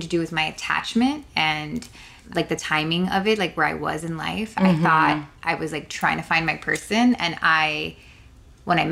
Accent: Miami, Florida, United States; also born or lived in New Jersey; I was born in New Jersey, but raised in Miami.

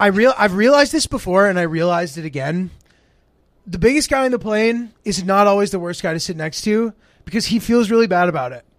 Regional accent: Haddam, Connecticut, United States; moved away; Middletown, Connecticut, ten minutes away from my hometown, Highlandam, Connecticut.

